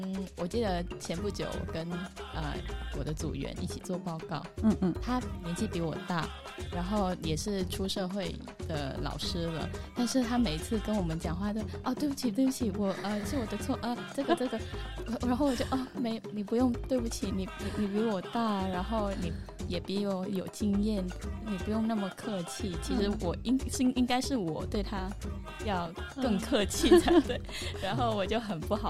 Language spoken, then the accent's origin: Chinese; Vietnam; Chinese is a second language; now in Taiwan; 我来自呃越南。